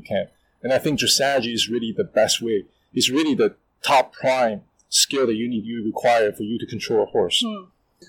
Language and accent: English; Canada; now in Shanghai, China; when I grew up in Canada